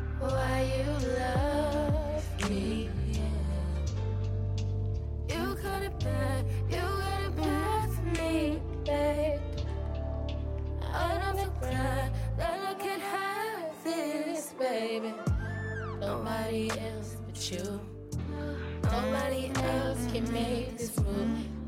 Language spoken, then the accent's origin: English; Tuscaloosa, Alabama, United States; I'm from the West Side of Tuscaloosa. Please don't play with it.